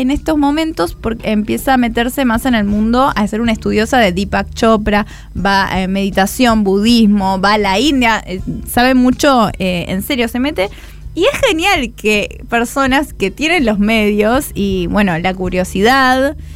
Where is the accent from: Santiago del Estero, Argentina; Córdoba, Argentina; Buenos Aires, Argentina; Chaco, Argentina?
Buenos Aires, Argentina; Aguante Buenos Aires, es mi ciudad.